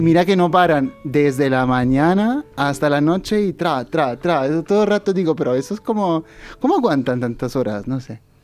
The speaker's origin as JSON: {"language": "Spanish", "town": "Rome", "region": "Lazio", "country": "Italy", "moved": "yes", "said": "soy italiano, vengo de Roma, del Vaticano"}